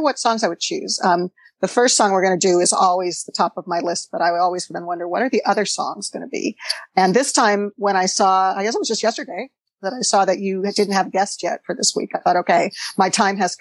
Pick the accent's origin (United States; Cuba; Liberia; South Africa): United States; Los Angeles, California; moved away as an adult; also born or lived in San Francisco; now in Berkeley, United States; I was born in Los Angeles, actually, and moved to San Francisco in the early 80s